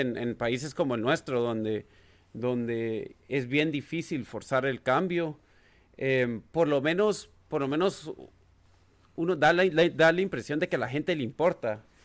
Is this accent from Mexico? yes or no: no; Guatemala; moved away as an adult; also born or lived in United States; now in Washington DC, United States; nací y crecí en Guatemala